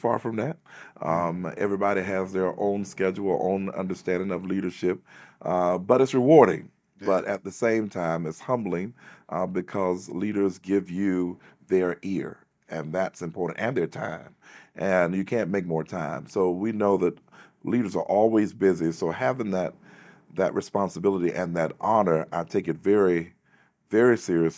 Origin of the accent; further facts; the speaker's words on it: North Carolina, United States; I'm from North Carolina